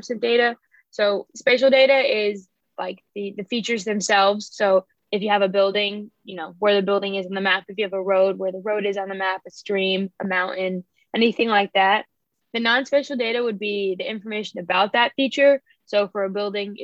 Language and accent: English; New Jersey, United States; now in North Carolina, United States; I grew up in New Jersey, about 25 miles outside of New York City